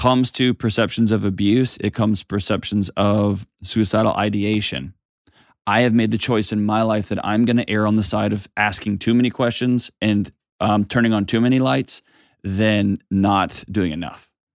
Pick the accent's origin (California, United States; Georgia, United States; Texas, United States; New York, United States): Texas, United States; accent: Texas; I'm a Texan, so we're basically on the other side of Earth